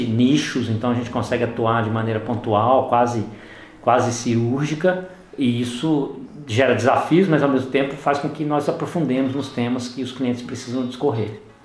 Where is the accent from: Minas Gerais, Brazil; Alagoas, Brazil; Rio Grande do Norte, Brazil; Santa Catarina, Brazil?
Minas Gerais, Brazil; Belo Horizonte; em Belo Horizonte, nós que somos daqui, atuamos aqui, Belo Horizonte, Minas Gerais